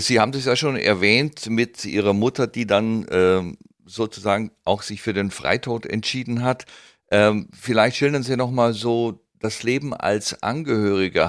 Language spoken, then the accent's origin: German; Southern Germany, Germany; wir als Süddeutsche